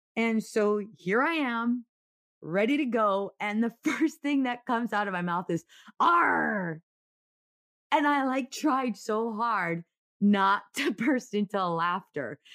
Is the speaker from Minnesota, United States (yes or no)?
no; Oceanside, California, United States; I grew up in Oceanside